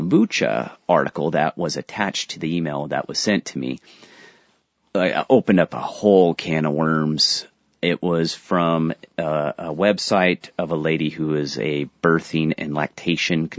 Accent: San Diego, California, United States; I'm from San Diego

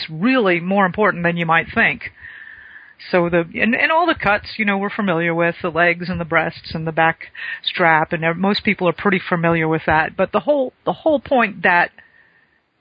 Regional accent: South Florida, United States; moved away; I grew up in South Florida, still got family

